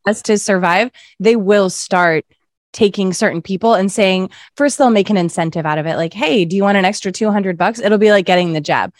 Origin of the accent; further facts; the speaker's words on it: Massachusetts, United States; also born or lived in Indiana; now in California, United States; I would drive from Indiana to Massachusetts, where I'm from